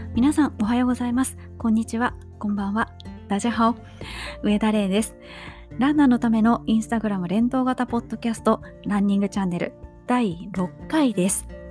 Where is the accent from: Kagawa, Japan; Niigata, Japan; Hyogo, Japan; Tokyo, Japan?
Hyogo, Japan; Kobe; 私が神戸出身